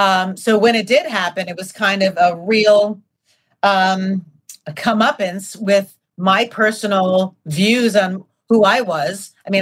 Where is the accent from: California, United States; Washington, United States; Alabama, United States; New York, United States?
New York, United States; growing up in New York